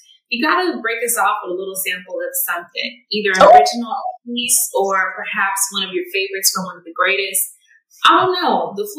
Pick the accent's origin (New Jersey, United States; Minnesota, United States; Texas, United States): Texas, United States; Houston; moved away as an adult; now in Atlanta, United States; Me and Pamela are both from Houston, Texas originally. I'm out here in Atlanta with you, so I'm out here. I've been here for a couple of years, but we're originally from Houston.